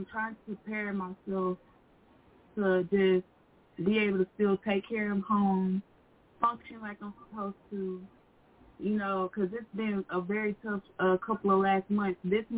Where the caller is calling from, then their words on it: Arkansas, United States; from Arkansas.